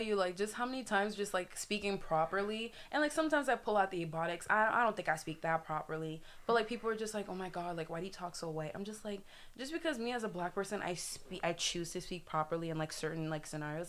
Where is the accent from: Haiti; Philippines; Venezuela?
Haiti; also born or lived in South Florida; now in Florida, United States; I'm American, I did grow up in like Haiti